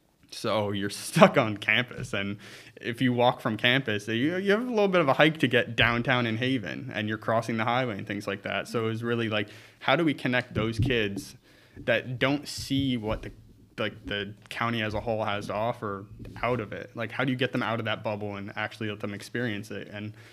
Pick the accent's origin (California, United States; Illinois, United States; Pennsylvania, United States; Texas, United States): Pennsylvania, United States; St. Clair; growing up in St. Clair, I used to bike down the highway to get to Pottsville.